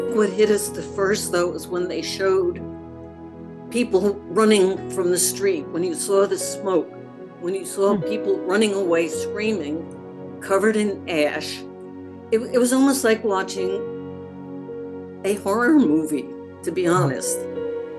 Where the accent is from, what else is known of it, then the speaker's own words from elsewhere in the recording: United States; as an American